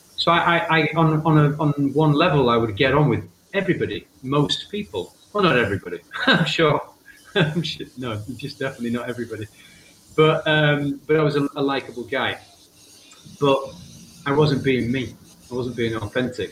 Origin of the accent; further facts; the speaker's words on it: England, United Kingdom; I'm actually from England, but yeah, I do have Irish family